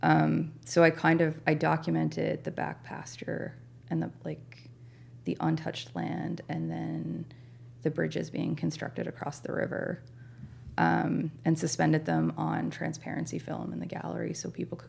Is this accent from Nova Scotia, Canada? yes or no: yes; Nova Scotia, Canada; moved away as an adult; also born or lived in Saskatchewan; now in Newfoundland, Canada; the place that I grew up in Nova Scotia